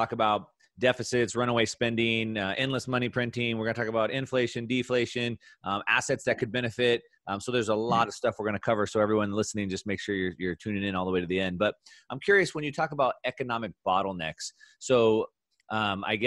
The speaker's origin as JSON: {"language": "English", "region": "Southern California", "country": "United States", "tie": "born or raised there", "said": "growing up in Southern California, I'm a surfer"}